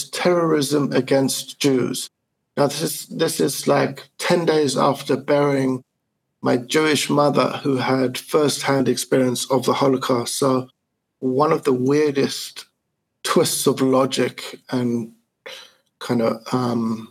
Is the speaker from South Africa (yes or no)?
yes; South Africa; moved away as an adult; also born or lived in Italy; now in Germany; I was born in 1970 in South Africa in the midst of apartheid